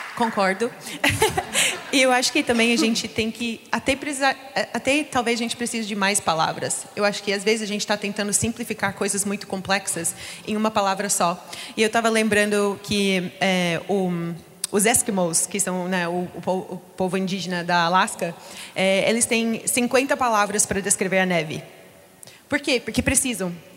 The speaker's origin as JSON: {"language": "Portuguese", "country": "United States", "second_language": "Portuguese", "moved": "yes", "lives_now": "Brazil", "said": "eu sou dos Estados Unidos"}